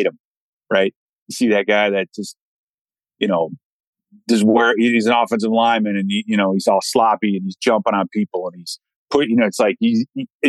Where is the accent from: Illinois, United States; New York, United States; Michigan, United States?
Illinois, United States; Chicago; also born or lived in Minnesota; I grew up in Chicago